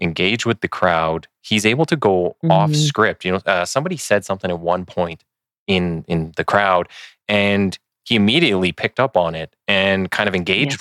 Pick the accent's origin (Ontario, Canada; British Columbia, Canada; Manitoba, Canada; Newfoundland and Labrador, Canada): Manitoba, Canada; Winnipeg; now in Edmonton, Canada; I'm from Winnipeg. And so I'm in Edmonton, at least till I retire